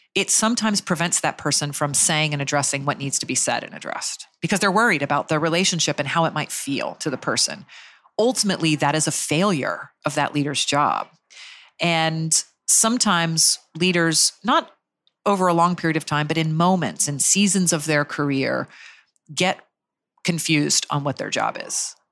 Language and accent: English; Jacksonville, Florida, United States; I grew up in Jacksonville, Florida